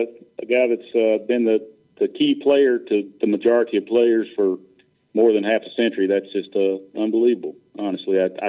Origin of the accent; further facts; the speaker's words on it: Raleigh, North Carolina, United States; I was born and raised in Raleigh